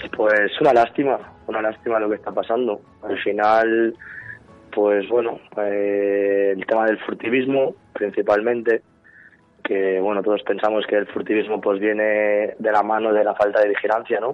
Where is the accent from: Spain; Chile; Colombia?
Spain; Alguaire, Catalonia; Soy de Alguaire, del pueblo del Lau.